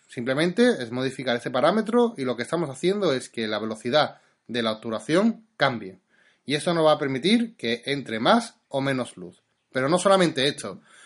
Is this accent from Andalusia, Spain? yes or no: yes; Seville, Andalusia, Spain; yo soy de Sevilla